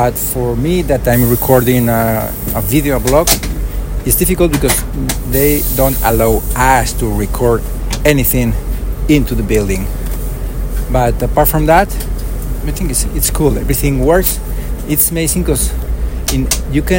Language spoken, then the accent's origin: English; Valencia, Valencian Community, Spain; English is a second language; de Valencia, España